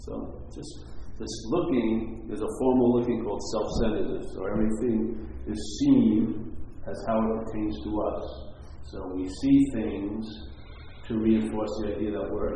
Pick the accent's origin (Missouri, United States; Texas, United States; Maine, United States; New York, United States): New York, United States; Long Island; I'm from Long Island